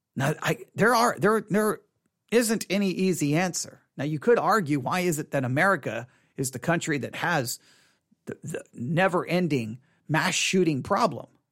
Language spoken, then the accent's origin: English; Texas, United States; I was born in Texas. On Texas Independence Day, for crying out loud. You can't be more Texan than being born in Texas on Texas Independence Day